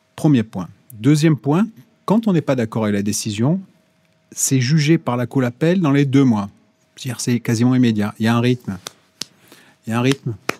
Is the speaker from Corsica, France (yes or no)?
yes; Corsica, France; Chez moi en Corse